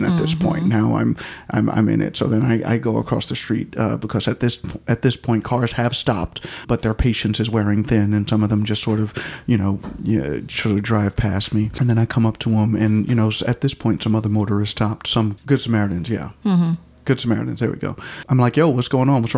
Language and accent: English; New York, United States; moved away; I am from New York, and you know, in New York we ignore people when they're going crazy